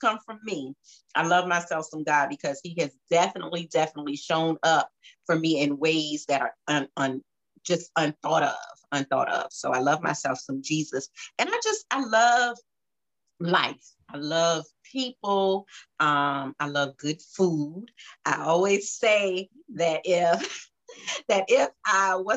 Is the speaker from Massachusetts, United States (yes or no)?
no; Savannah, Georgia, United States; also born or lived in Jacksonville; I'm from Savannah, not born, but I've been here all my life